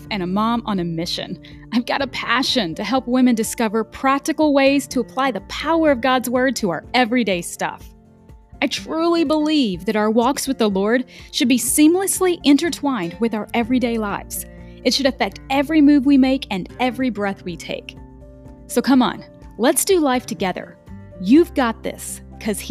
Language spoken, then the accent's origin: English; near Mayfield, Kentucky, United States; I was born and raised, I lived about 15 minutes from Mayfield all my life